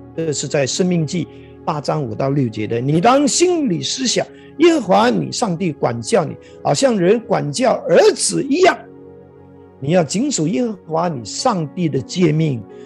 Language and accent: Chinese; Malaysia; 我们马来西亚人